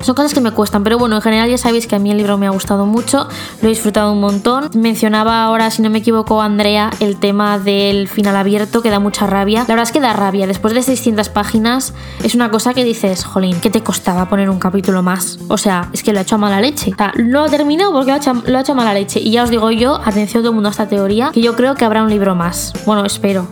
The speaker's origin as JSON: {"language": "Spanish", "country": "Mexico", "said": "soy de México"}